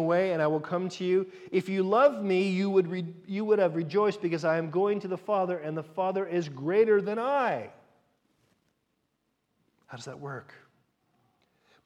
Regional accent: United States; moved away; as an American

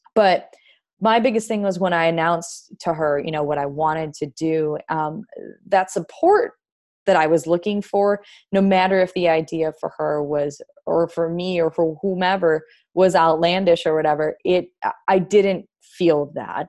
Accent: Wisconsin, United States; moved away as an adult; now in North Carolina, United States; I'm from Wisconsin originally, and, you know, now I'm living in North Carolina.

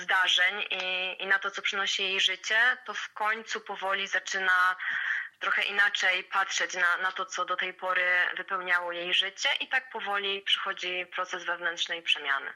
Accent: Łęczyca, Łódź Voivodeship, Poland; pochodzę z Łęczycy, która jest małym miastem

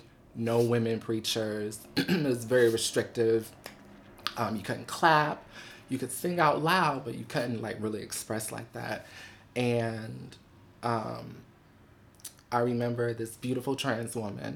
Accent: Buffalo, New York, United States; also born or lived in Los Angeles; now in New York City, United States; So I'm originally from Buffalo.

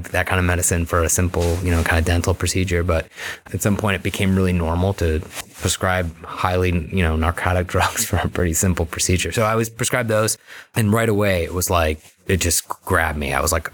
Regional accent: Beachwood, Ohio, United States; I grew up in Beechwood, you know, normal kind of upbringing

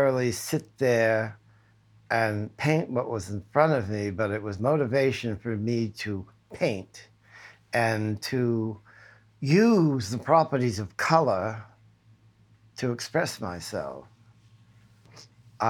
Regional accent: Saugus, Massachusetts, United States; I grew up in Saugus, Massachusetts.

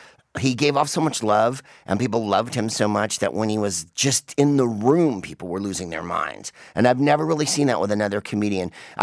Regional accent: San Francisco, California, United States; I'm from San Francisco, was a San Francisco guy.

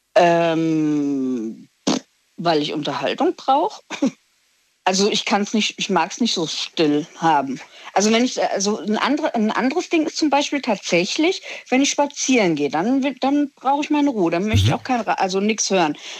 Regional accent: Hesse, Germany; ich aus Hessen komme

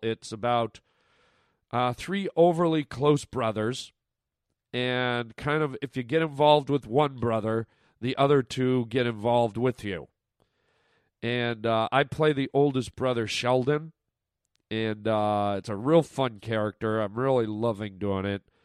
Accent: Canada; now in United States; my Canadian friends listening right now, my f, my fellow countrymen and women

